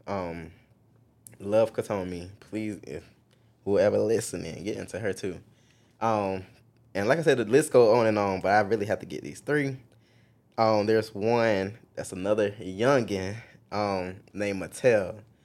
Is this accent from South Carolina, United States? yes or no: yes; Marion, South Carolina, United States; moved away as an adult; now in Columbia, United States; I'm actually from Marion, South Carolina. It is small town of South Carolina